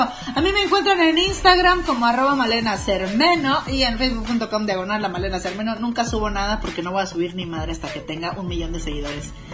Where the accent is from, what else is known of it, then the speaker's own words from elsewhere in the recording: Mexico; soy mexicana